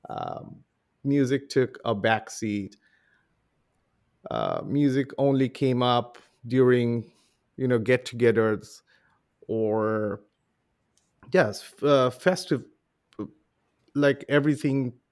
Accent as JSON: {"language": "English", "town": "Mumbai", "region": "Maharashtra", "country": "India", "tie": "born or raised there", "said": "when I I was raised in Mumbai, uh, in India. Mumbai is the capital of the Hindi movie industry. So we all grew up, and and Bollywood is is one of the lifelines of how India works."}